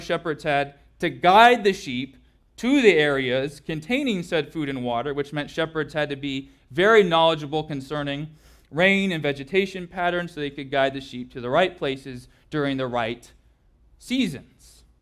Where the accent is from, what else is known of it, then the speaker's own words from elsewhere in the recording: Southern California, United States; growing up in Southern California